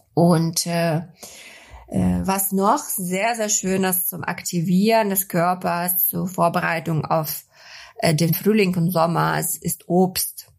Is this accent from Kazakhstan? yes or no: yes; Kazakhstan; now in Germany; Ich komme ja aus Kasachstan. Wir hatten sonnige, super kalte Winter